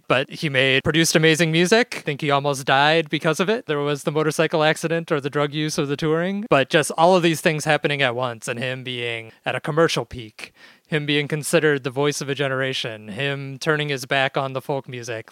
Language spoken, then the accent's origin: English; Chicago, Illinois, United States; as a Chicagoan